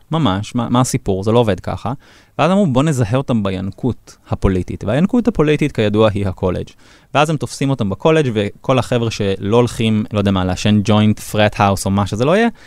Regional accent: Israel; לנו כישראלים

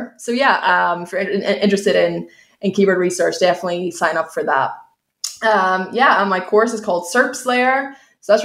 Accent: Ireland; accent: Irish

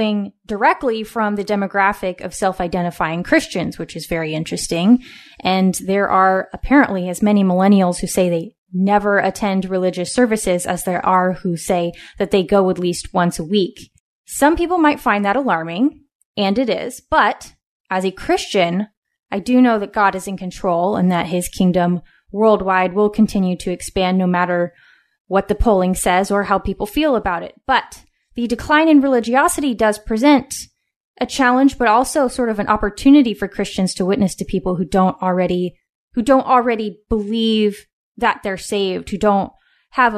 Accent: West Coast, United States; born or raised there

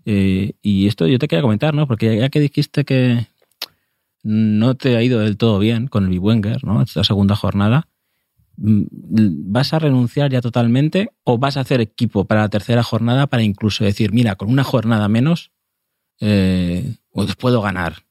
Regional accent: Spain; no somos los españoles

